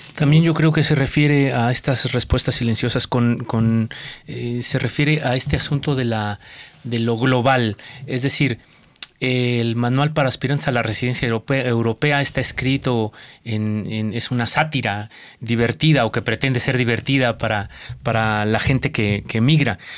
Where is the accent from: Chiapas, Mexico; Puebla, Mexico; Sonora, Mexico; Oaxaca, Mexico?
Puebla, Mexico; Pahuatlán; Yo nací en la Sierra Norte, en una sierra muy eh, cerrada, que valga la, expresión muy intrincada de una, cordillera en la Sierra Madre Oriental, eh, en una cordillera. Eh, el pueblito se llama Paguatlán